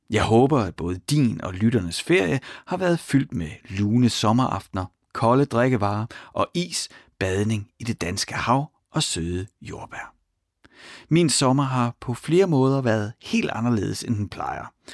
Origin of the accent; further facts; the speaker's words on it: Ry, Central Denmark Region, Denmark; Jeg er vokset op i Ry